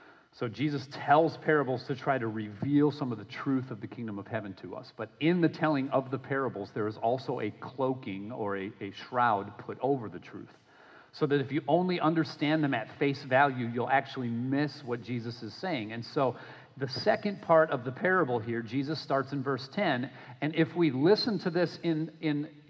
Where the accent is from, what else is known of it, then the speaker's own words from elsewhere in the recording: Minnesota, United States; now in Florida, United States; I grew up in Minnesota playing hockey. I live now in Florida and I play hockey